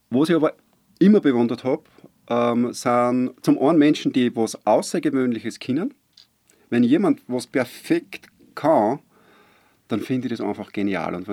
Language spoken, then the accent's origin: German; Waidhofen an der Ybbs, Lower Austria, Austria; born there; Ich bin gebürtig aus Weidhofen an der Ibs, bin gebürtiger Niederösterreicher, aber natürlich mittlerweile ist das Seerland meine Heimat, überhaupt keine Frage.